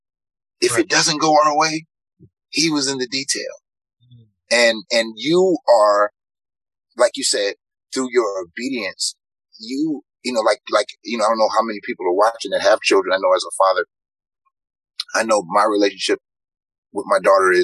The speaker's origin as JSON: {"language": "English", "town": "Los Angeles", "region": "California", "country": "United States", "tie": "born or raised there", "said": "Growing up in South Central Los Angeles, where, you know, you didn't see a lot of black men who looked like me at all"}